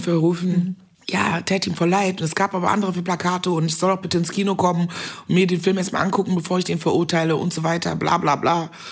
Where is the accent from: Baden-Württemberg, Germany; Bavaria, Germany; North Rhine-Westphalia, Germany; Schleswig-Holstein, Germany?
North Rhine-Westphalia, Germany; Meckenheim; accent: Kölsch; in Meckenheim, das ist so eine kleine Stadt bei Bonn, wo ich groß geworden bin